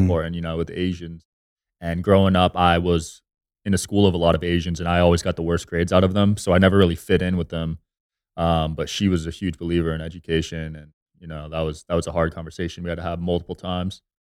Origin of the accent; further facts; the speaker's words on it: New Jersey, United States; moved away as an adult; also born or lived in Los Angeles; now in Las Vegas, United States; I grew up in Jersey